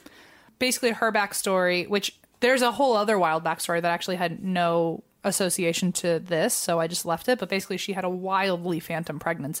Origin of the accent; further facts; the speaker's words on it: Virginia, United States; Like, look, I know we're both from Virginia